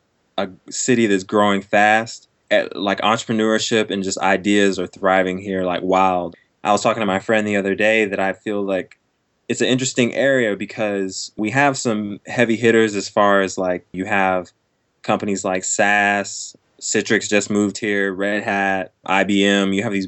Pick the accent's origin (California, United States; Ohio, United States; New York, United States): California, United States; Fort Irwin; born there; also born or lived in Texas / Georgia / Germany; now in Raleigh, United States; I was born in Fort Irwin, California, and from there, we moved to Fort Hood, Texas, and from there to Georgia, and then overseas to Germany